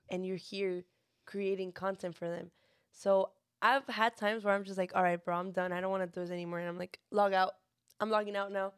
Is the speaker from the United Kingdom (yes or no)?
no; Monterrey, Nuevo León, Mexico; now in San Antonio, United States; I was born in Monterrey, Nuevo León